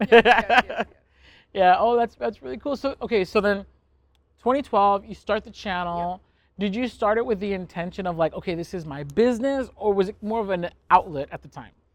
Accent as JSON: {"language": "English", "region": "California", "country": "United States", "said": "We're both from California"}